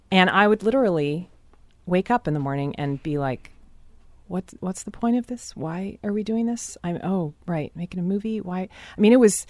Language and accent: English; Seattle, Washington, United States; most of Seattle is very, very white